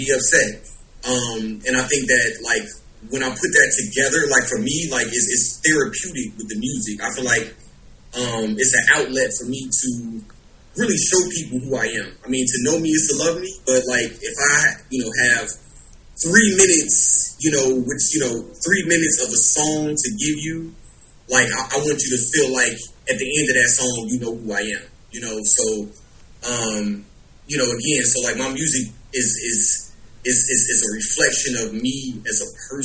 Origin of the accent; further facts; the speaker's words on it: Chicago, Illinois, United States; now in Los Angeles, United States; born and raised in Chicago, as you know, been doing this rap thing since I can remember